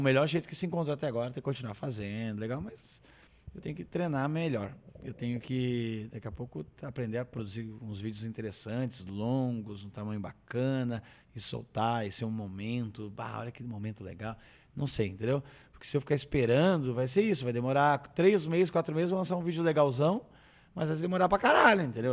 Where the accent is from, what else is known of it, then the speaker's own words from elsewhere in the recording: Brazil; estou velho e sou brasileiro preguiçoso